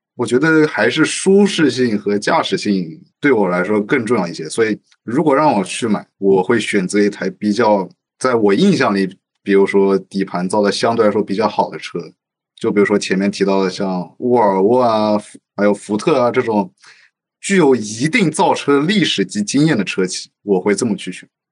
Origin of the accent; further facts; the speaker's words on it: Shanghai, China; 作为土生土长的上海人